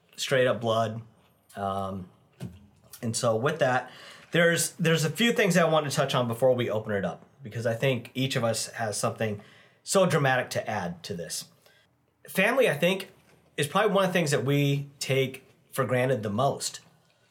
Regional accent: India; I am Indian.

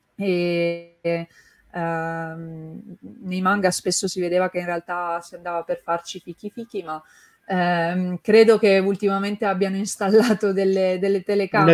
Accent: Turin, Piedmont, Italy; io sono di Torino anche

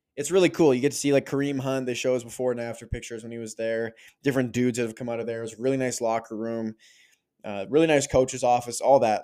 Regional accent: Canada; being a Canadian kid

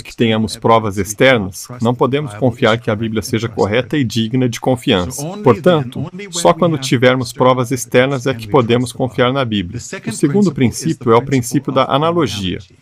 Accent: Germany; moved away; Nasci e fui criado na Alemanha.

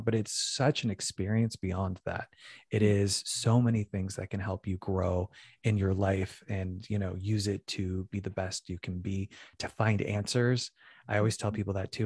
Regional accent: Phoenix, Arizona, United States; moved away as an adult; also born or lived in New York City; now in Los Angeles, United States; I'm originally from Phoenix, Arizona, and I started dance at a young age

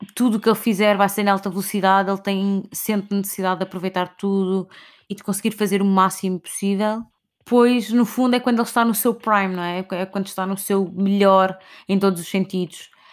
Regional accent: Portugal; como portugueses que somos, temos muito orgulho das suas raízes

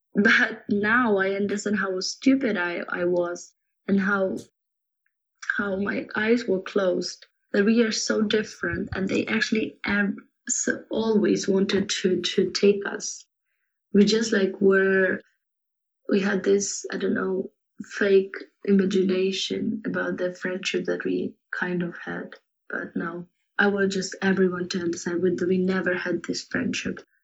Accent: Kyiv, Ukraine; I was born in Kiev, in the capital of Ukraine

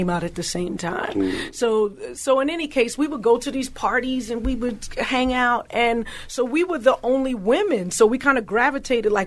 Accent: New York City, New York, United States; I was from Brooklyn, which Brooklyn is very different from Queens

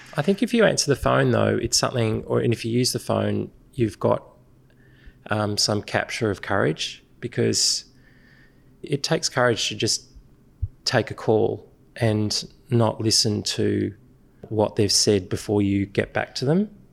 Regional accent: Sydney, New South Wales, Australia; where we grew up in Pennant Hills

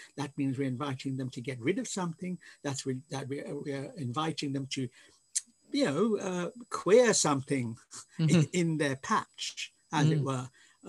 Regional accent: India; born there; because I was born in India and I'm Anglo-Indian

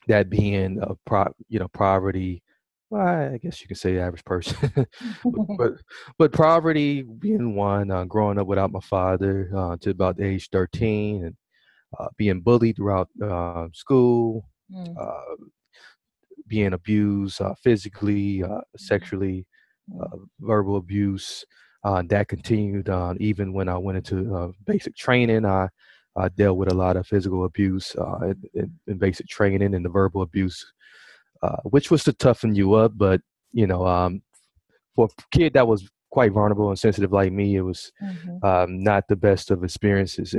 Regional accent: Milwaukee, Wisconsin, United States; I was born and raised in Milwaukee, Wisconsin

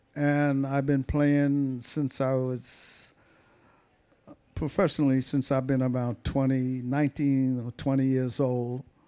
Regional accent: Boston, Massachusetts, United States; that's where I was born, in Boston. Massachusetts.

